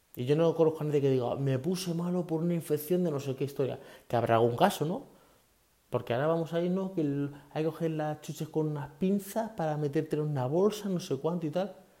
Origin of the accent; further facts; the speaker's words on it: Leganés, Community of Madrid, Spain; moved away as an adult; also born or lived in Fuenlabrada / Guadalupe, Cáceres; now in Talavera de la Reina, Spain; salimos de Leganés hasta Guadalupe, Cáceres, que es nuestro pueblo